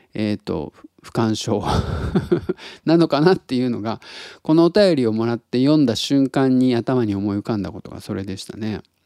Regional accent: Tottori, Japan; now in Osaka, Japan; 鳥取生まれギターポップ育ちの

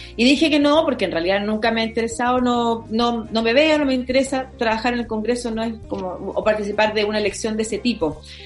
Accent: Concepción, Biobío, Chile; now in Santiago, Chile; yo que soy de Concepción

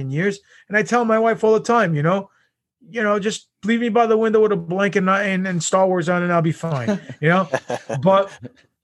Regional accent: New York, United States; I'm from New York.

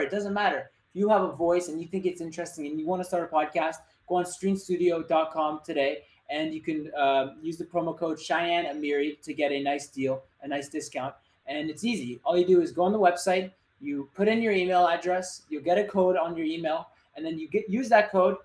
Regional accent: Montreal, Quebec, Canada; I'm from Montreal

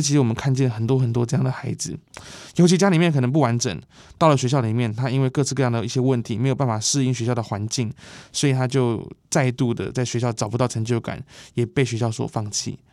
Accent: Taipei, Taiwan; 我们在这个地方出生、长大、叛逆

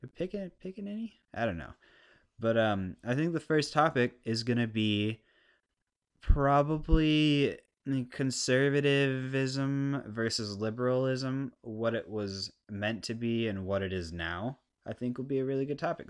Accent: United States; I'm a I'm a American, living the American dream

